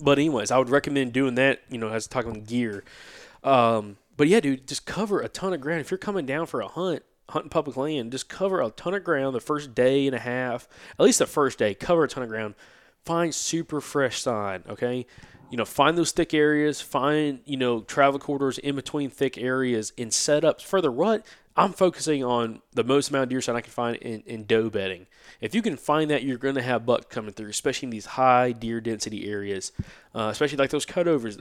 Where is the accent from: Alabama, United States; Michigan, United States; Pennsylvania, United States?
Alabama, United States; growing up in Alabama